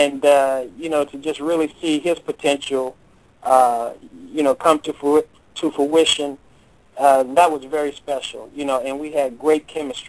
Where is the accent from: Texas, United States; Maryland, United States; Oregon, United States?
Texas, United States; moved away as an adult; also born or lived in California; now in Hollywood, United States; growing up in Texas, then moving to California, then going back to Texas